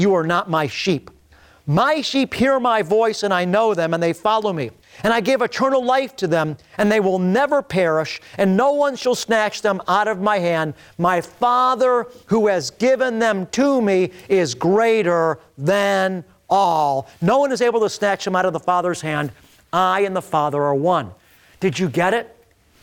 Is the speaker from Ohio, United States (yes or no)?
yes; Beachwood, Ohio, United States; growing up in Beechwood, Ohio